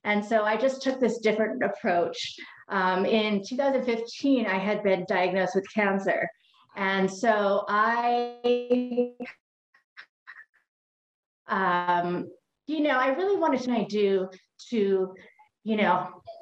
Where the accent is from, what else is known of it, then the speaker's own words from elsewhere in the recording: Hawaii, United States; I am from Hawaii